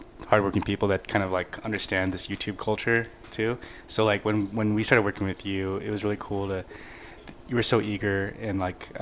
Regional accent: Glendale, California, United States; also born or lived in La Cañada Flintridge; I grew up in Glendale

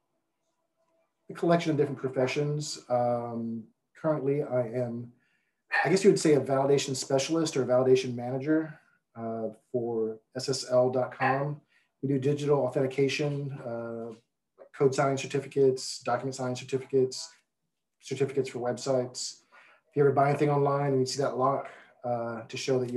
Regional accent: Houston, Texas, United States; I'm a Houston native, born in 75, grew up

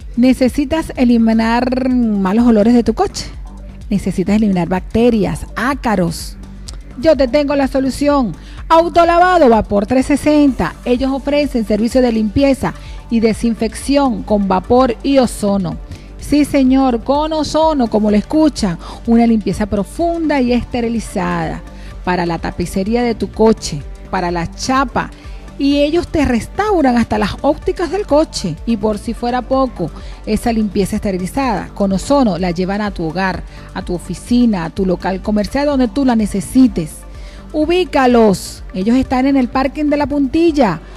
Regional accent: Venezuela; now in Las Palmas de Gran Canaria, Spain; yo soy venezolana llena de orgullo

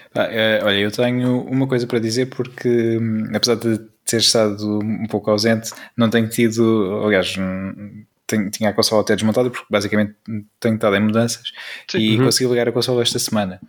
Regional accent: Peniche, Centro, Portugal; sou natural, natural de, uh, de Peniche

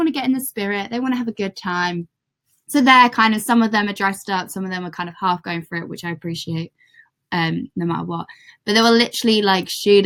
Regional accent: England, United Kingdom; I'm from England also

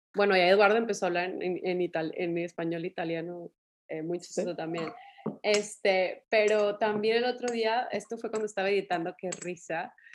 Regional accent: Mexico; así somos eh, los mexicanos

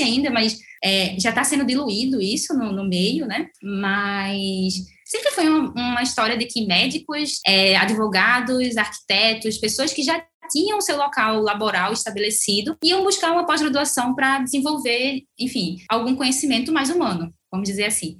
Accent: Brazil; enquanto brasileira

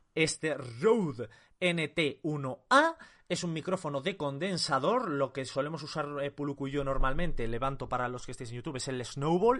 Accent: Castile and León, Spain; yo castellano-leones

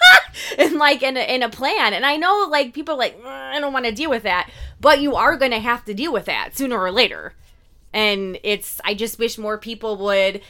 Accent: Indiana, United States; we're from Indiana

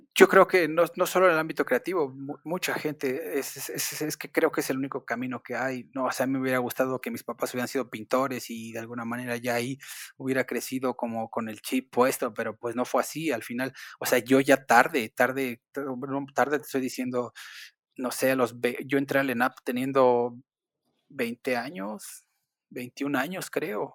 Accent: Mexico City, Mexico; yo nací, y crecí en el barrio de Iztapalapa

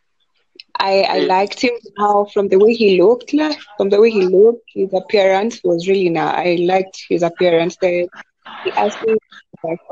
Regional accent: Kenya; I'm from Kenya.

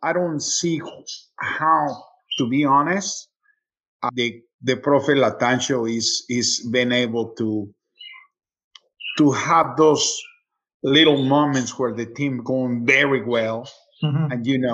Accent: Mexico City, Mexico; also born or lived in Atlanta, United States; now in Charlotte, United States; Original from Mexico, I was born in Mexico City

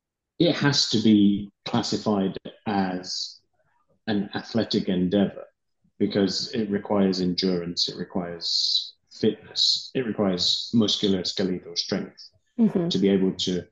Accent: England, United Kingdom; I'm from one

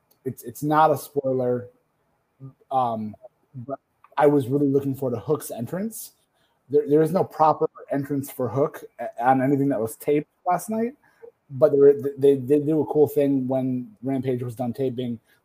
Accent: Detroit, Michigan, United States; They're coming to my hometown

